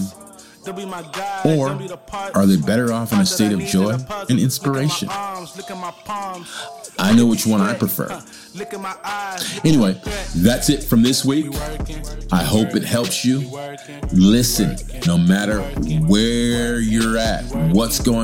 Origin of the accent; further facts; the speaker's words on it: California, United States; now in China; as a Californian